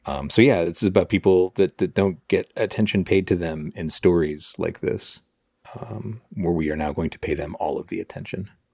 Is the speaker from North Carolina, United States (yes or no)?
no; Chicago, Illinois, United States; moved away; I was born in Chicago. I moved around all over it